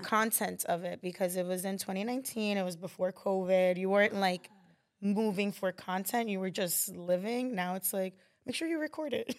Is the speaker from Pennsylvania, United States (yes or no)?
no; New York City, New York, United States; I grew up here in Queens